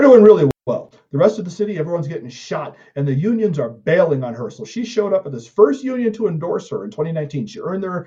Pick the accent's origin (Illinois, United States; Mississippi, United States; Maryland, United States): Illinois, United States; Chicago; I'm from Chicago.